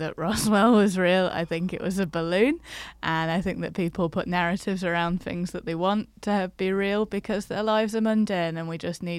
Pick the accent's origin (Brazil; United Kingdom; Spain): United Kingdom; Rochdale, North West England; That's how everything happens in my hometown. Sorry, people of... people know. Yeah. Sorry, Rochdale.